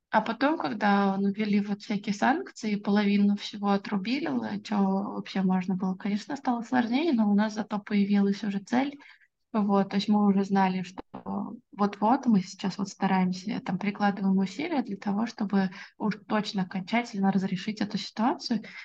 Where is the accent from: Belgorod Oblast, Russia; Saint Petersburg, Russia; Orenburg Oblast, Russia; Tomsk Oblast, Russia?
Orenburg Oblast, Russia; Orenburg; я родилась в многонациональном городе. Я родилась в Оренбурге